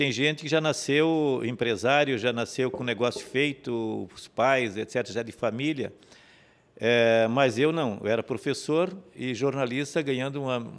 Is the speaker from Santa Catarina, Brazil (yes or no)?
yes; Major Gercino, Santa Catarina, Brazil; moved away as an adult; also born or lived in Rio do Sul; now in Blumenau, Brazil; Nasci do Barra Mato? Negra. é, é, município Major Gersino. Naquele tempo pertencia a Tijucas.